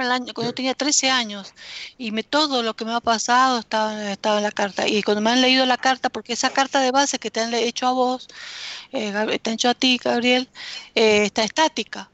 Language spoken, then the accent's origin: Spanish; Argentina